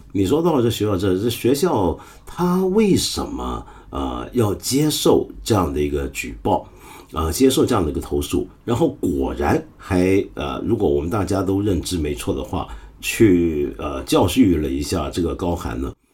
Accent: China; 我们中国人

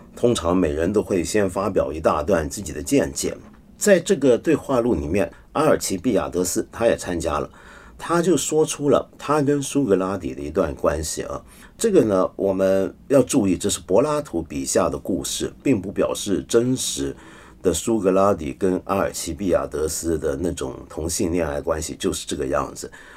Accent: Taiwan; 我小时候在台湾呢

